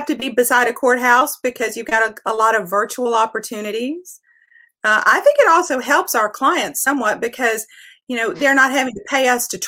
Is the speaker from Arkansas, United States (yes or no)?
no; West Virginia, United States; moved away as an adult; now in Tennessee, United States; I am originally from West Virginia